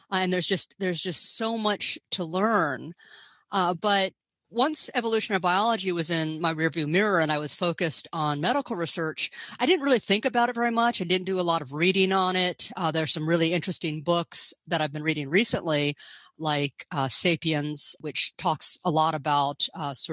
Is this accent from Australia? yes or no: no; Gainesville, Florida, United States; moved away as an adult; also born or lived in Princeton / Paris / Chicago; I grew up in Gainesville, Florida, home of the Fighting Gators.